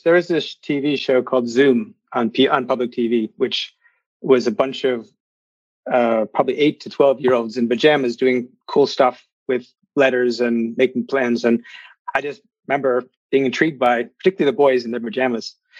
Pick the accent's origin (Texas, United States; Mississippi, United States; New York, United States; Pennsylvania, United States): Pennsylvania, United States; just outside of Philadelphia; also born or lived in Virginia / North Carolina; we moved to Pennsylvania just outside of Philadelphia when I was three, or four.